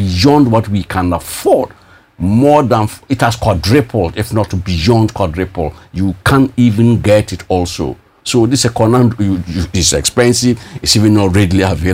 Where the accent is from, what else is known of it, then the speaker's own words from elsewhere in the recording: Bolgatanga, Upper East, Ghana; also born or lived in Russia; I'm just from Bolga